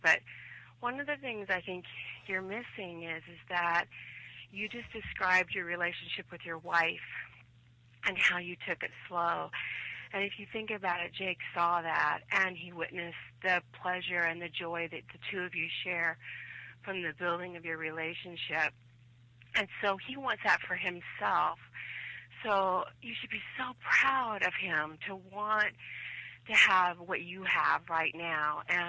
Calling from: Oregon, United States; Hi, Josh. This is … from Oregon.

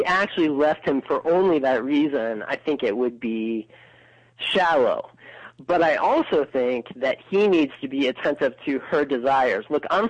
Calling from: Chicago, Illinois, United States; I'm calling from Chicago.

